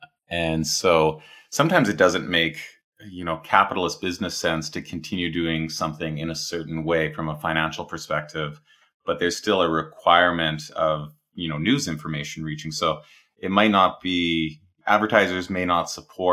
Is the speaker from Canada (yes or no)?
yes; Canada; growing up as a Canadian